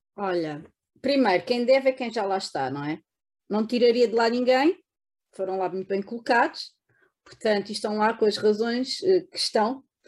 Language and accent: Portuguese; Bucelas, Lisbon, Portugal; born or raised there